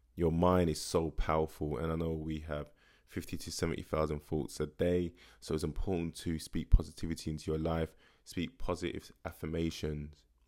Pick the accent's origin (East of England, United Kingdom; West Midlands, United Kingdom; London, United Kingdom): London, United Kingdom; growing up in Tottenham